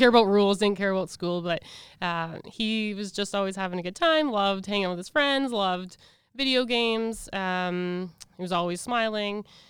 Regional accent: Regina, Saskatchewan, Canada; also born or lived in Edmonton; I'm from Edmonton, but I was raised in Regina, so I call Regina home.

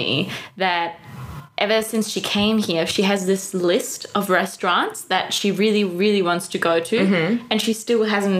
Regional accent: Munich, Bavaria, Germany; moved away as an adult; now in Berlin, Germany; I come from Munich and Munich is a really rich city

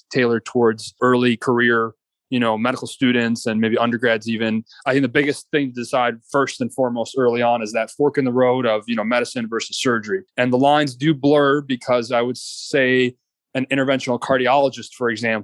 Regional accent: Iran; moved away; my home country of Iran

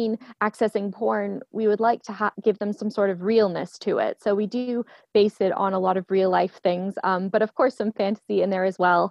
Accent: Canada; now in London, United Kingdom; I am originally from Canada, but I live in London, England most of the time.

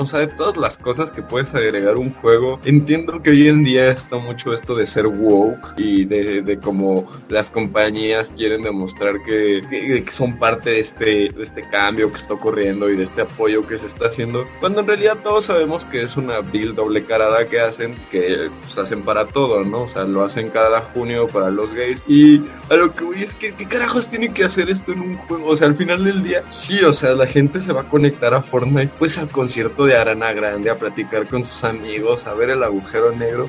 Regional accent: Mexico; aquí somos mexicanos

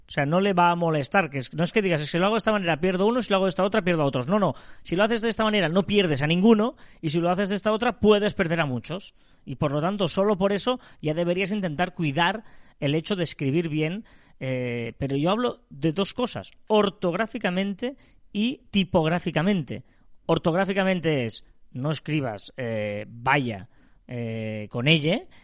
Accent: Barcelona province, Catalonia, Spain; nosotros somos de Barcelona, provincia de Barcelona

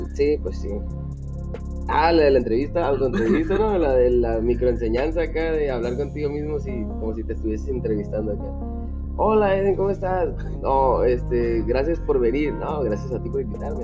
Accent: northern Mexico, Mexico; 100% Mexican

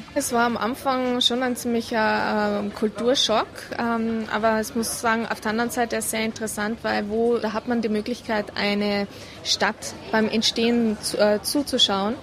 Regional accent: Kufstein, Tyrol, Austria; moved away as an adult; now in Abu Dhabi, United Arab Emirates; bei uns zu Hause in Tirol

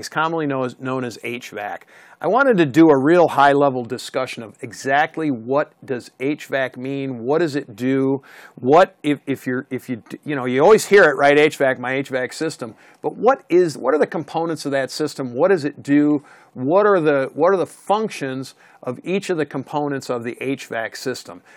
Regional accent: the East, United States; Being from the East and li- growing up in the East

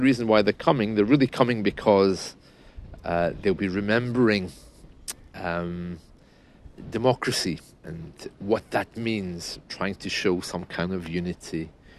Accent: United Kingdom; it's something that we are taught at school, you know, about being British.

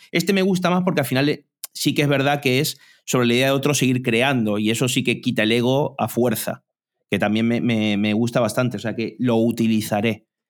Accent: Argentina; soy argentino también

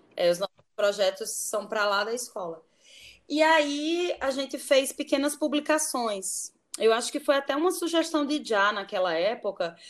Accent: Natal, Rio Grande do Norte, Brazil; moved away as an adult; also born or lived in Brasília; now in Rio de Janeiro, Brazil; eu nasci em Natal

